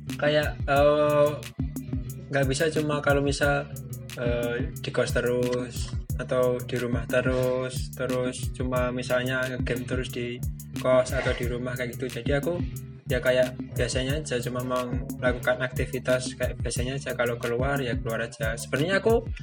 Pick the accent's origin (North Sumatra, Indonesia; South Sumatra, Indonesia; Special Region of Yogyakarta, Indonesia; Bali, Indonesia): Special Region of Yogyakarta, Indonesia; Bantul; aku asli Jogja, aku asli Bantul